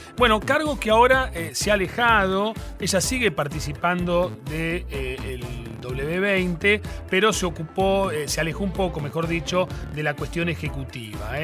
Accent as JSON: {"language": "Spanish", "country": "Argentina", "said": "nosotros como argentinos"}